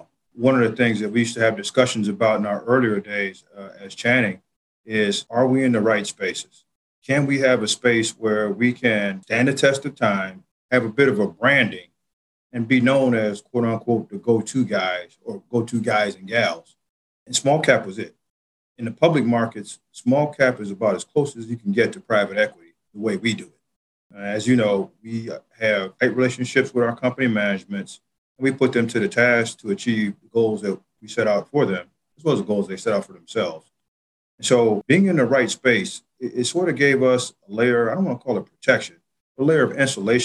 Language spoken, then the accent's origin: English; Chicago, Illinois, United States; being from Chicago, and I didn't mention that, but I'm a native Chicagoan